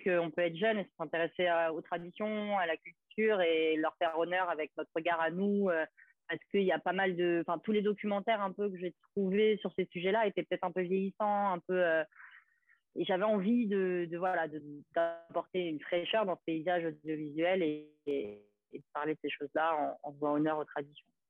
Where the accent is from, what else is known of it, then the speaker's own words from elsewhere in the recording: Gros-Morne, Martinique; j'étais martiniquaise, du Grand Morne